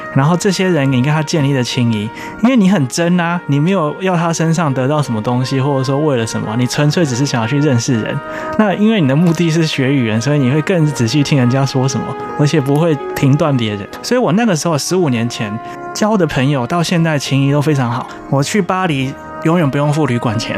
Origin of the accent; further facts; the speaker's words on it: Taiwan; 一般我们台湾人讲英文字母的方法